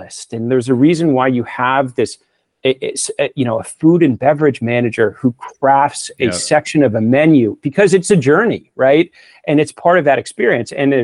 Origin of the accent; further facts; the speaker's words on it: Northeast, United States; moved away as an adult; also born or lived in New York; now in Northern California, United States; I come from the Northeast